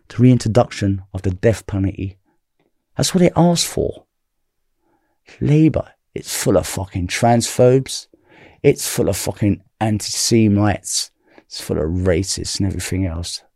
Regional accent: London, United Kingdom; I'm from South London

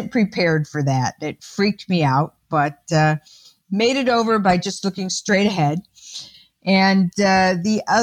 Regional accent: Ypsilanti, Michigan, United States; I was born in the Detroit area, in a community called Ypsilanti, which is just outside of Ann Arbor, and grew up in a house

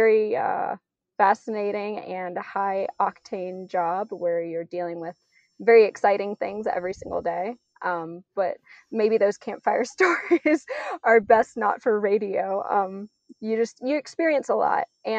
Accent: South Louisiana, United States; I grew up in South Louisiana, so I was just really surrounded by nature all the time

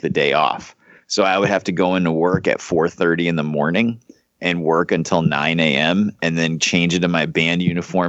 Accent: Holyoke, Massachusetts, United States; Holyoke, Massachusetts, my hometown

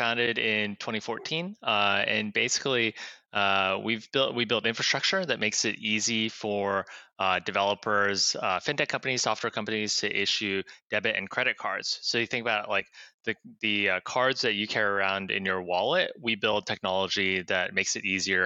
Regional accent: Kansas, United States; I grew up in Kansas

